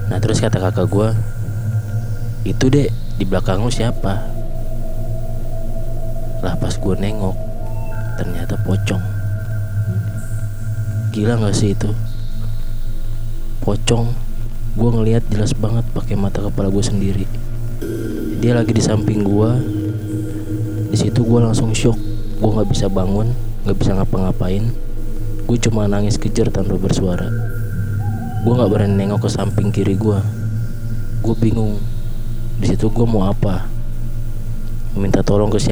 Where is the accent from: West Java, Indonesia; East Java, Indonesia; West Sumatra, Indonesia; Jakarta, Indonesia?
West Java, Indonesia; Bogor; Umur gue 18 tahun. Asal gue dari Bogor.